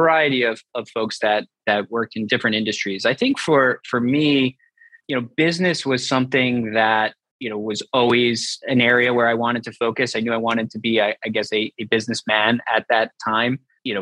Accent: Jericho, New York, United States; So I grew up in Long Island in New York, a nice, quiet suburban town called Jericho.

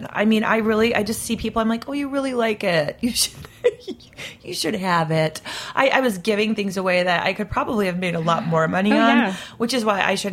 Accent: Midwest, United States; I come from the Midwest

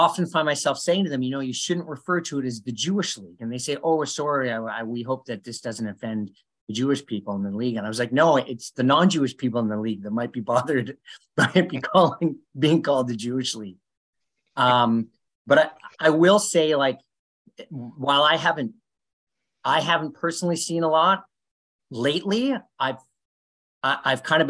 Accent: Canada; growing up in Canada

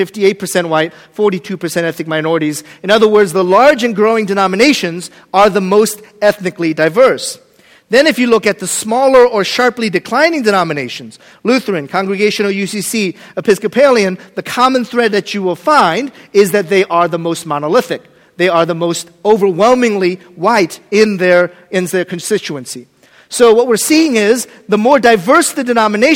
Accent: Washington, District of Columbia, United States; moved away as an adult; also born or lived in Boston, Massachusetts / Baltimore; now in Chicago, United States; I grew up in the Washington, D.C. area

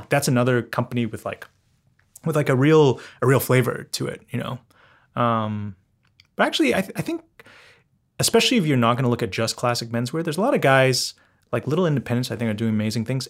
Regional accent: London, United Kingdom; I grew up in London

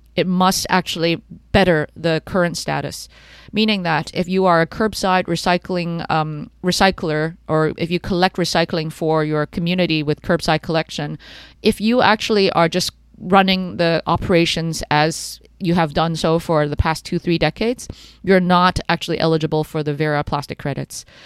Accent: Canada; I grew up in Canada

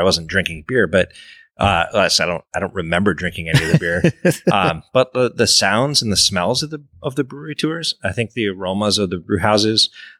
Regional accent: Eau Claire, Wisconsin, United States; moved away as an adult; also born or lived in San Diego; But then growing up in Eau Claire, Lineys is usually your first beer. I moved to the West Coast after high school, and you didn't have Lineys out there yet.

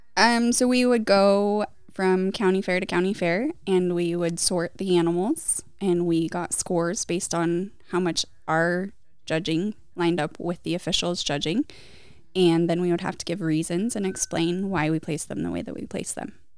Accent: Gold Hill, Oregon, United States; I grew up in Gold Hill

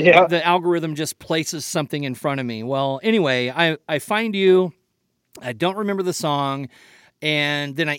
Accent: Missouri, United States; being from Missouri myself

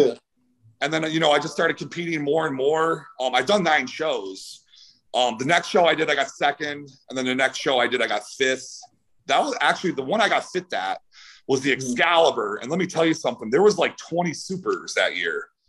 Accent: Cleveland, Ohio, United States; moved away as an adult; also born or lived in California; I'm from Cleveland, Ohio.

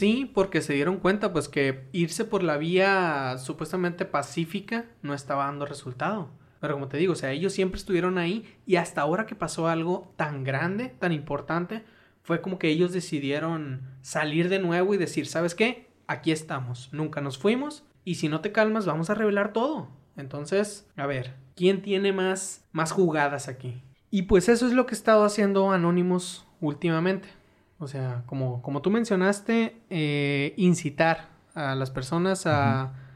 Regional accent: Sinaloa, Mexico; yo soy de Sinaloa

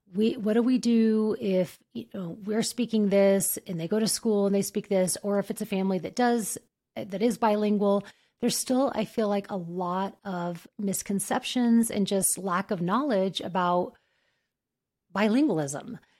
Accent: New Mexico, United States; I grew up in New Mexico, about an hour f-, from, um, the, from Mexico

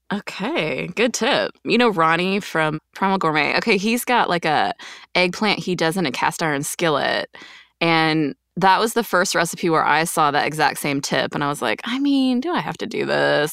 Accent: Quebec, Canada; I grew up in Quebec

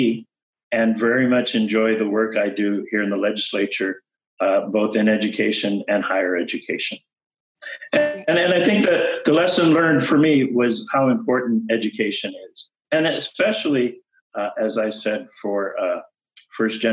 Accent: California, United States; also born or lived in Panama; growing up in California, starting in kindergarten here in California

